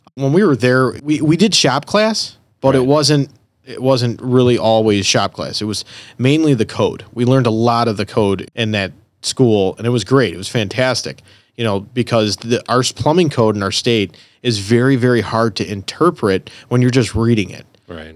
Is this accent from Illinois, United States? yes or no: yes; Elmwood Park, Illinois, United States; I'm originally from Elmwood Park